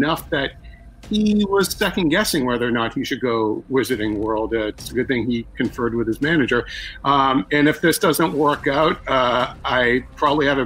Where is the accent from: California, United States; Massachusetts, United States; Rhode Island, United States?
Massachusetts, United States; Boston; I'm from Boston